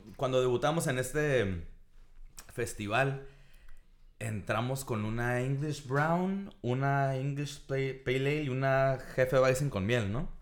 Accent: Tijuana, Baja California, Mexico; crecimos justo aquí. En, de hecho, estamos ahorita en lo que era nuestra casa

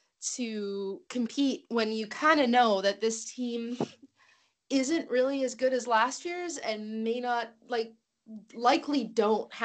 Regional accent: Manitoba, Canada; moved away; also born or lived in Saskatchewan; I was living in Saskatchewan at the time, but I'm from Manitoba

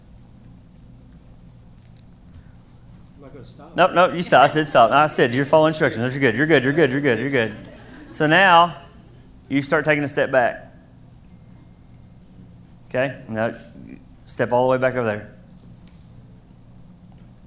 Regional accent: Kentucky, United States; I'm from Kentucky.

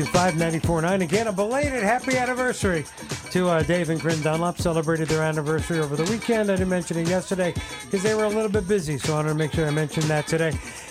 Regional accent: Northeast Pennsylvania, United States; moved away as an adult; now in Sullivan County, United States; where I'm from, and I refer to it as the old country, Northeast Pennsylvania.

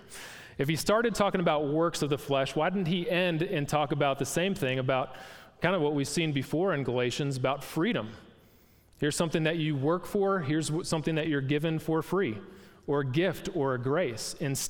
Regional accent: Packer country, Wisconsin, United States; moved away; I'm from Packer country up north

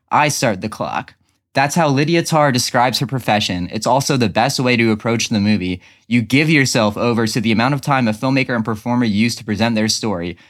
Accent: Dover, Delaware, United States

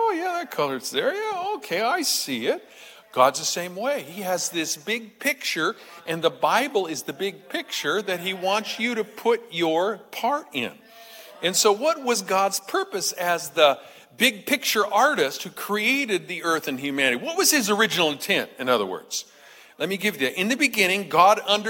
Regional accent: United States

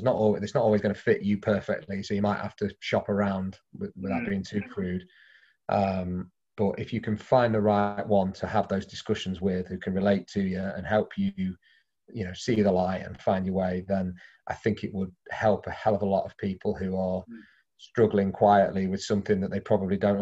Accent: Derby, East Midlands, United Kingdom; moved away; We're both from the same village in Derby

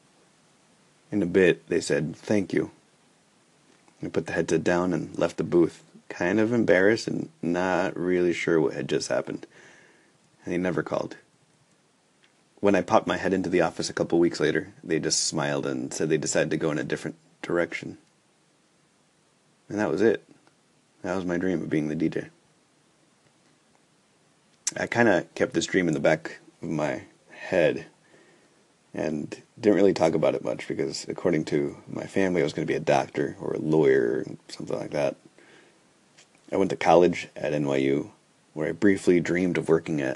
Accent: New York City, New York, United States; now in Minneapolis, United States; Growing up in New York City

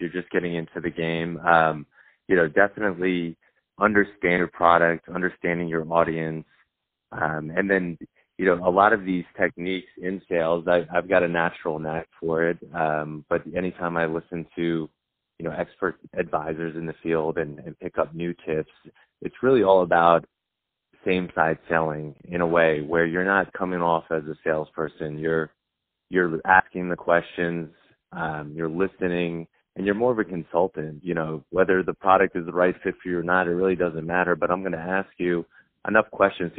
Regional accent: Long Island, New York, United States; moved away; also born or lived in Georgia; Growing up in Long Island, New York, you know, my parents were hard workers.

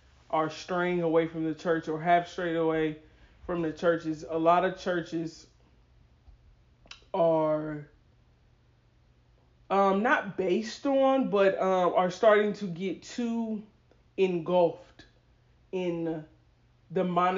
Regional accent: Atlanta, Georgia, United States; we're from Atlanta, so we would see it being done in our community

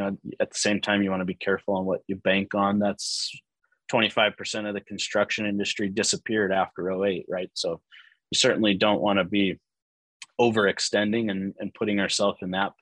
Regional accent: Pacific Northwest, United States; moved away as an adult; also born or lived in Portland; now in Phoenix, United States; I'm from the Pacific Northwest

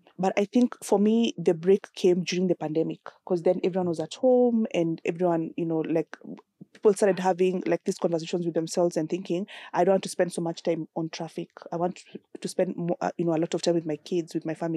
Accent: Nakuru, Nakuru County, Kenya; I grew up in Nakuru on a farm

